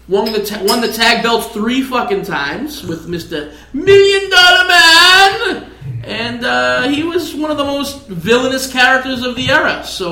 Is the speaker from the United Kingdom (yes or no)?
no; Canada; I'm a Canadian.